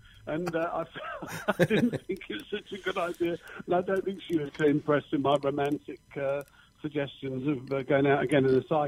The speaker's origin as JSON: {"language": "English", "town": "Letchworth Garden City", "region": "East of England", "country": "United Kingdom", "tie": "born or raised there", "said": "Letchworth Garden City, which is obviously my hometown where I was born"}